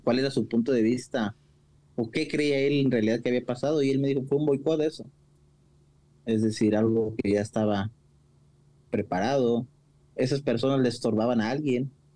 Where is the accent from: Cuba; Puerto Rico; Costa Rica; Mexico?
Mexico; como típicos mexicanos